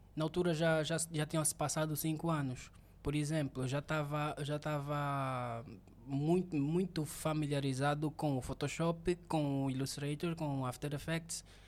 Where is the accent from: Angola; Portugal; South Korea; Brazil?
Angola; Benguela; eu sou mesmo de Benguela